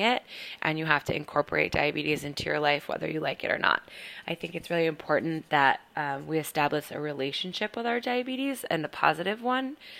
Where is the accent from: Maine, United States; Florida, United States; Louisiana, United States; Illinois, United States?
Maine, United States; Portland; moved away as an adult; also born or lived in North Carolina / Boston, Massachusetts; now in Brooklyn, New York, United States; I am originally from Portland, Maine, but I've lived all over